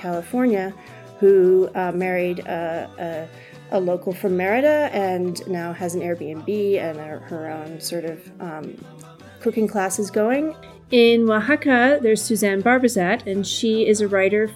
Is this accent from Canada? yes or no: yes; Canada; moved away as an adult; now in Mexico; I'm Canadian and I arrived to Mexico in October of 2009